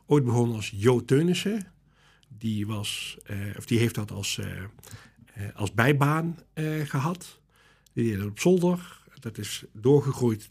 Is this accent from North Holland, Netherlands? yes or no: no; Ottersum, Limburg, Netherlands; also born or lived in Boxmeer, North Brabant; ik ben eh, geboren in Boksmeer. Ja. Dus van geboorte ben ik uh, Brabants. Ja. En ik ben getogen in Ottersum.